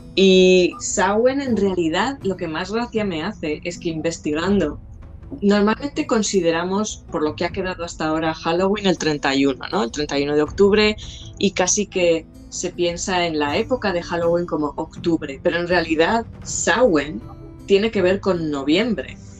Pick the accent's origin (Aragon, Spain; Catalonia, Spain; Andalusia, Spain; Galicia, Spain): Aragon, Spain; Jaca; moved away; de pequeña, cuando vivíamos en Jaca